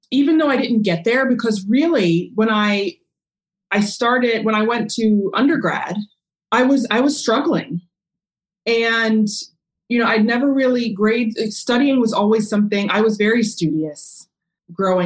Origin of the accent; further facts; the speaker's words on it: Maryland outside DC, United States; I grew up in Maryland outside DC in a very predominantly Jewish neighborhood